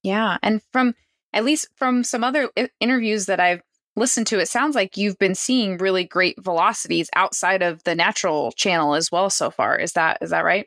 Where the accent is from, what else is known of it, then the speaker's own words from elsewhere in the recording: Eastern Washington, United States; I grew up in Eastern Washington.